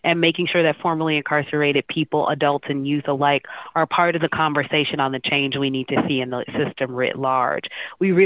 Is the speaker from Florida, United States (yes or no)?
no; Chicago, Illinois, United States; I grew up on the west side of Chicago